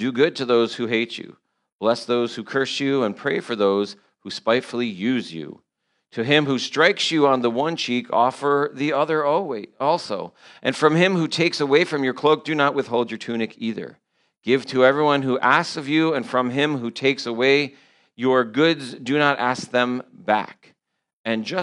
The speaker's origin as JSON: {"language": "English", "region": "New York", "country": "United States", "said": "I'm from New York"}